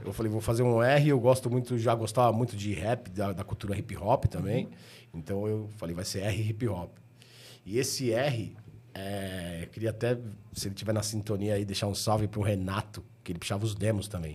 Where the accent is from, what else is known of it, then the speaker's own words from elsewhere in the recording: São Paulo, Brazil; eu sempre fui, fui nascido e criado na região do Ipiranga